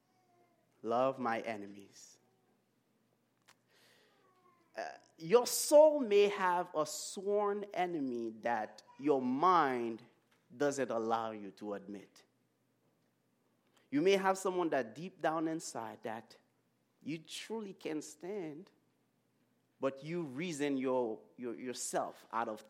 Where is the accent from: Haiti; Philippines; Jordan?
Haiti; moved away; I grew up in Haiti